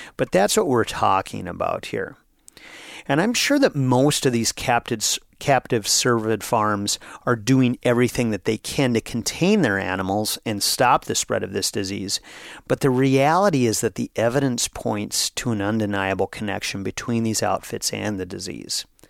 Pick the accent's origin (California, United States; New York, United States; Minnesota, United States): Minnesota, United States; Brainerd; my hometown of Brainerd, Minnesota